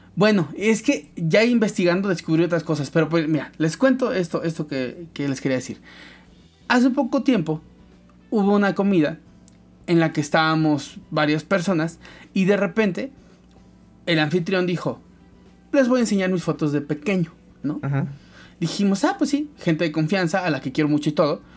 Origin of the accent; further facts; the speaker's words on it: Veracruz, Mexico; somos de Veracruz, la mayoría